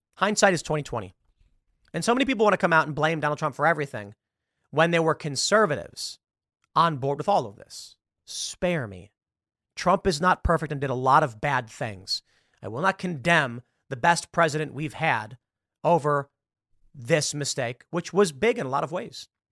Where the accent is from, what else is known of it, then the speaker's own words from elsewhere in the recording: Chicago, Illinois, United States; moved away; I'm from Chicago. I grew up in an urban liberal area